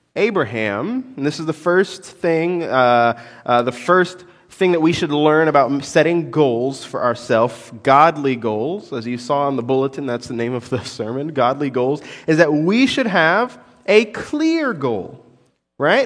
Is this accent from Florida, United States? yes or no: yes; Orlando, Florida, United States; I, I'm from Orlando. I grew up in Orlando.